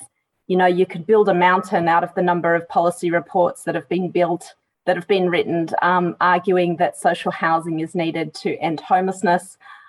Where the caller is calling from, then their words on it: Victoria, Australia; I'd like to acknowledge that I'm joining from Wurundjeri country and pay respect to elders past and present.